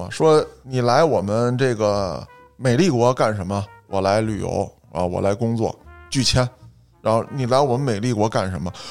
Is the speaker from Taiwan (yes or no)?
no; China; 我有我的气节，我有我的文化，我带过去的是我们中国人所特有的精神。